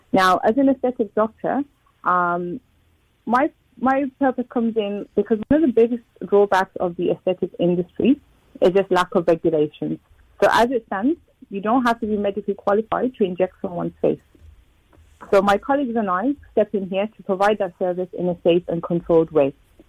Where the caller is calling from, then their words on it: London, United Kingdom; I'm in London at the moment.